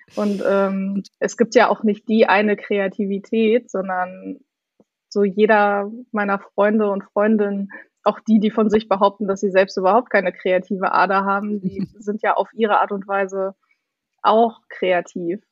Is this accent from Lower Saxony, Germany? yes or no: yes; Hildesheim, Lower Saxony, Germany; moved away as an adult; also born or lived in Hanover / Hamburg; ich komme eigentlich aus Hildesheim, aus der Nähe von Hannover